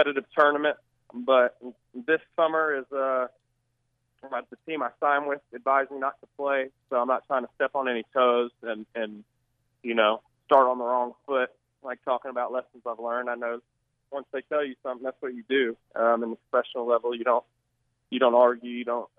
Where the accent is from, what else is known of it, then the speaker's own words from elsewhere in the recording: Little Rock, Arkansas, United States; moved away as an adult; now in Fayetteville, United States; born and raised in Little Rock.